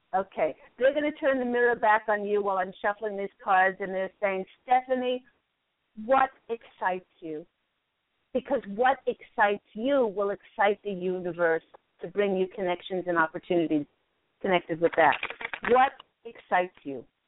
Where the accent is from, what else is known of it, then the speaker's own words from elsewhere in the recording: New York, United States; I was born in New York